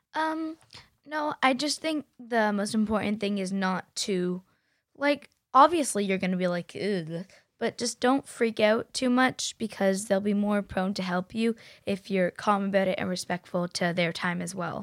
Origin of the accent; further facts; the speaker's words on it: Canada; we're from Canada, so it's cold